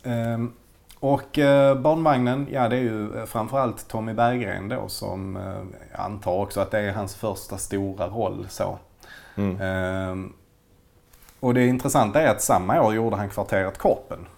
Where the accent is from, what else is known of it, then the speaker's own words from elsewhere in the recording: Malmö, Skåne, Sweden; vi är ju båda Malmöbor